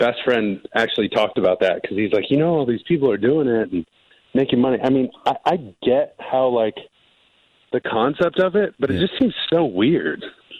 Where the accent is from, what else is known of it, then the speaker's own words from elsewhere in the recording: California, United States; you know, I'm a SoCal kid, man. I grew up in Orange County. I'm at the beach, like rainbow sandals all the time.